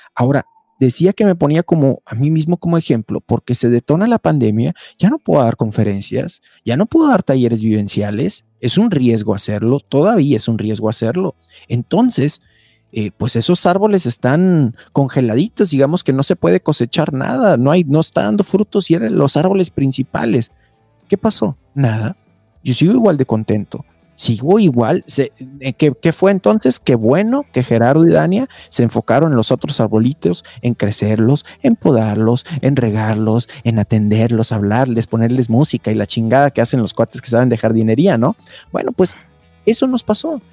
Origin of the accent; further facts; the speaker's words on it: Mexico; nos hace muy fuertes a los mexicanos